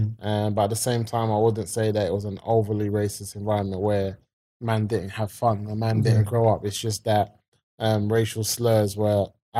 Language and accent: English; London, United Kingdom; growing up in the 90s, South London, Wolf Road, brothers and sisters, came from a strong family unit.